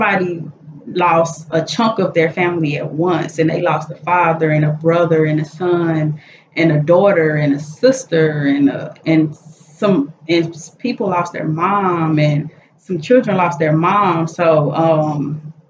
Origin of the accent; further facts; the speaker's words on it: Chicago, Illinois, United States; we're from Chicago